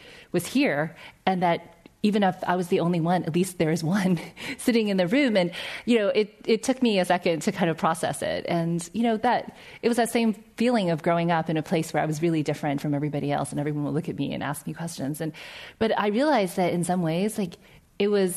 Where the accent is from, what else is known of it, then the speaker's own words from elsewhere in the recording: South Carolina, United States; also born or lived in New York; which is a small town in South Carolina, and that's where I grew up